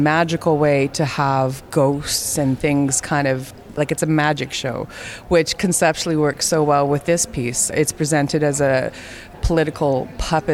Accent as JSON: {"language": "English", "town": "Fort Frances", "region": "Ontario", "country": "Canada", "said": "I'm Métis from Fort Frances, Ontario, Canada"}